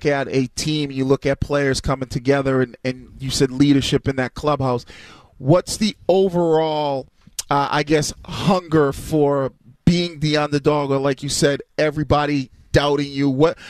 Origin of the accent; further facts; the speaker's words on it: Massachusetts, United States; Born and raised in Mass.